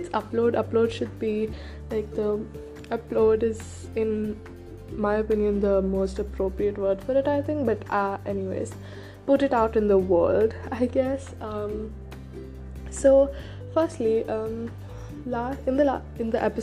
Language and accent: English; India; first language Hindi; English is a second language; Yes, I am Indian